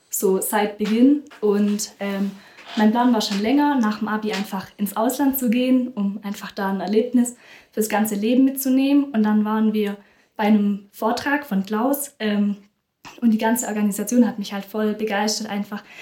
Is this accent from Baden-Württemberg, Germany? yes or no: yes; near Stuttgart, Baden-Württemberg, Germany; moved away as an adult; now in Peru; Ich bin auch 19 und ich komme auch aus der Nähe